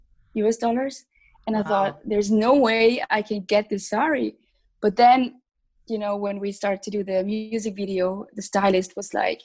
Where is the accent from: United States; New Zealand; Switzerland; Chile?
Switzerland; I was born and raised in Switzerland